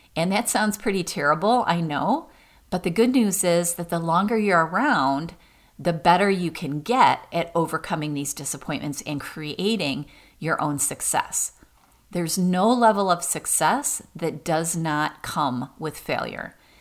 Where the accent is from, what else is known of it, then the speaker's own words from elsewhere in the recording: Michigan, United States; Michigan State was my school because I was from Michigan